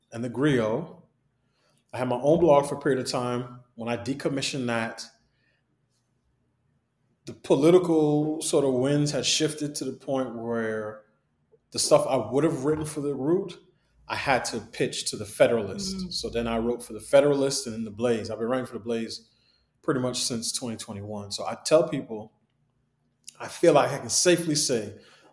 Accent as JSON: {"language": "English", "town": "New York City", "region": "New York", "country": "United States", "tie": "born or raised there", "said": "I grew up in New York City, in Queens. My parents are from Barbados"}